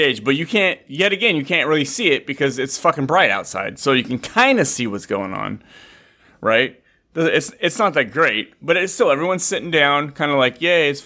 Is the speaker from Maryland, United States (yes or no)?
no; Fresno, California, United States; I come from Fresno and it's not like that in Fresno